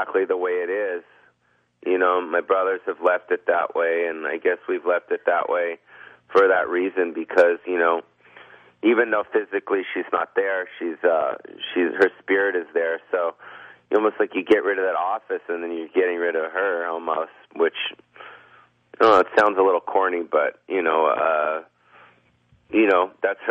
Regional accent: Beverly Hills, California, United States; I was born and raised in California my whole life

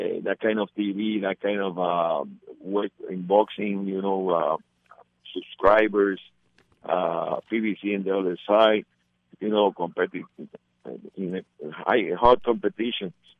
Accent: Puerto Rico; It's not like in Puerto Rico that we have a gym in every municipality

